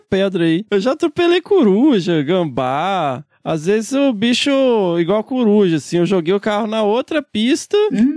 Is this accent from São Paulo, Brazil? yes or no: yes; Cosmópolis, São Paulo, Brazil; sou de Cosmópolis, São Paulo